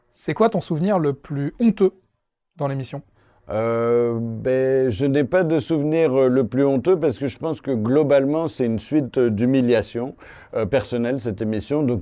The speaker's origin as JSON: {"language": "French", "region": "Provence-Alpes-Côte d'Azur", "country": "France", "said": "Euh, ma région d'origine, c'est la Camargue, bien sûr."}